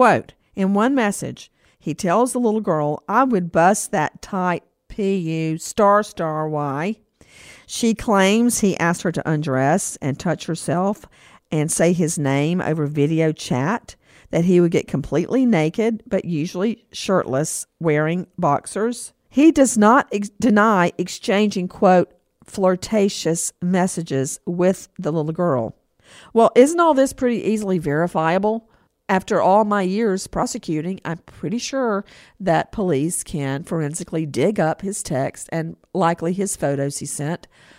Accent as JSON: {"language": "English", "town": "Macon", "region": "Georgia", "country": "United States", "tie": "born or raised there", "moved": "yes", "said": "when I grew up in Macon"}